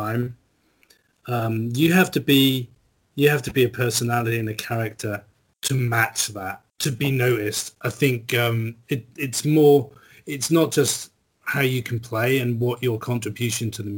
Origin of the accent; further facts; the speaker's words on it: Norwich, East of England, United Kingdom; my hometown